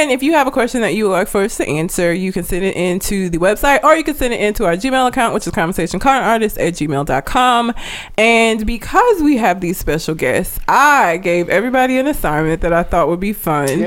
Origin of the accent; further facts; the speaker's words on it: Talladega, Alabama, United States; I grew up in Talladega.